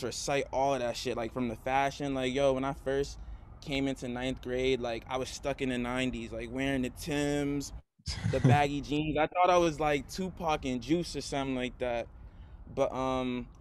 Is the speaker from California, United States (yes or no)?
no; Boston, Massachusetts, United States; Boston because like this is where like we're all from